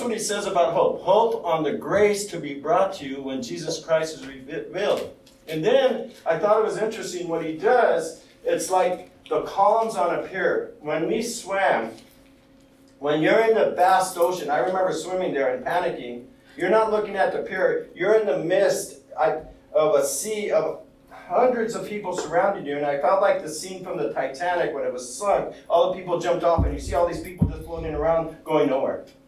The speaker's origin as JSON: {"language": "English", "country": "United States", "tie": "born or raised there", "said": "I'm Hispanic, I grew up in the United States, but I'm an American"}